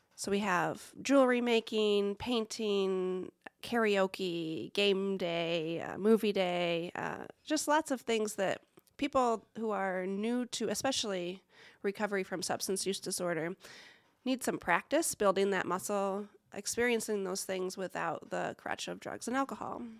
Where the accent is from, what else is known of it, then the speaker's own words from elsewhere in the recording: Lake Odessa, Michigan, United States; now in Muncie, United States; I grew up in a tiny little town, much smaller than Muncie, called Lake Odessa.